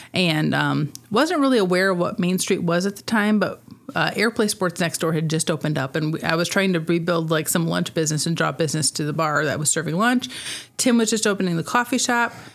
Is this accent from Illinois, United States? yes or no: yes; Rock Falls, Illinois, United States; also born or lived in Sterling; I grew up in Rock Falls.